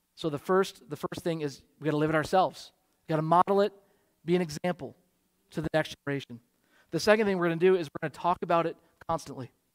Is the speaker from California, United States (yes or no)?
no; Michigan, United States; now in Wheaton, United States; I grew up in Michigan